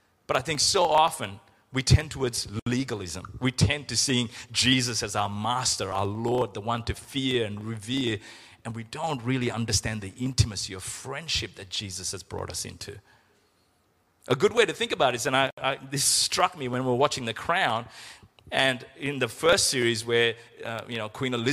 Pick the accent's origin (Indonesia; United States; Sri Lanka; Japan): Sri Lanka; When we were growing up in Sri Lanka